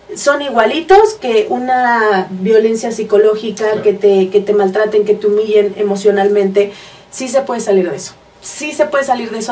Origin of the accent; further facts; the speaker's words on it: Hidalgo, Mexico; also born or lived in Mexico City; nací en la Ciudad de México. Pero toda mi vida me crié en Hidalgo